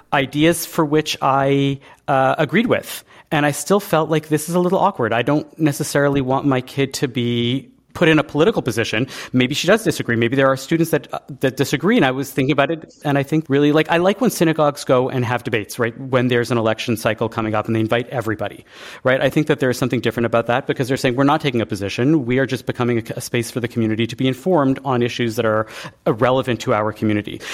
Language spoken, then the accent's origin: English; Canada; moved away as an adult; now in United States; I'm the Canadian in America